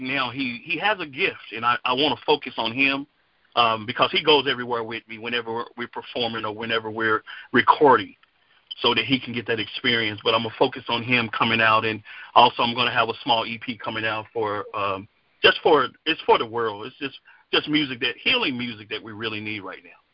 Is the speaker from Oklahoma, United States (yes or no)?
no; Dallas Fort Worth area, Texas, United States; I'm from the Dallas Fort Worth area, Texas